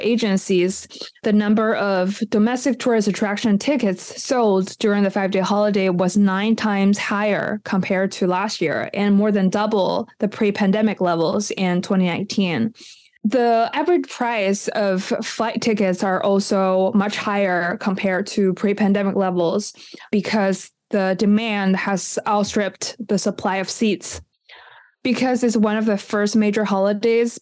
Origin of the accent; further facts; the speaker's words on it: Beijing, China; a local born and raised in Beijing